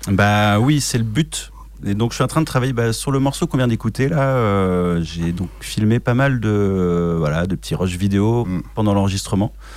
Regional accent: France; je suis un Français hein, qui n'a pas un accent exceptionnel euh, en anglais.

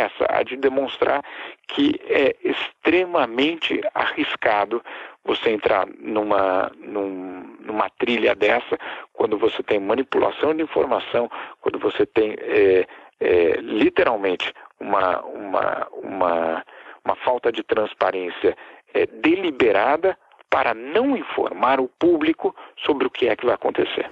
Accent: São Paulo, Brazil; now in Geneva, Switzerland; eu sou de São Paulo

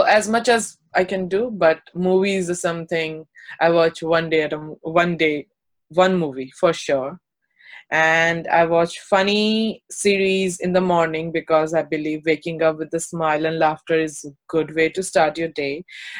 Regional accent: Delhi, India; also born or lived in Uttar Pradesh; but my born and brought up in Delhi and UP all together, so it's like a 50-50.

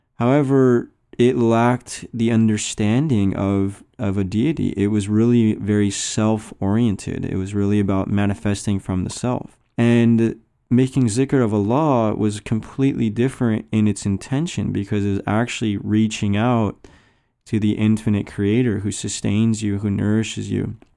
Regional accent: United States; I came from the American culture

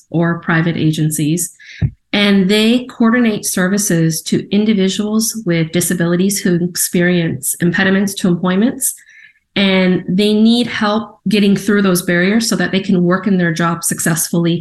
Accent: San Diego, California, United States; moved away as an adult; now in Portland, United States; I was born in San Diego.

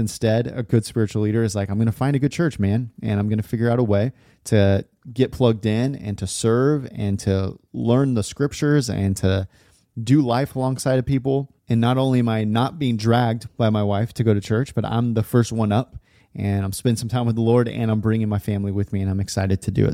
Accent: California, United States; now in Portland, United States; I grew up in California, live in Portland area now

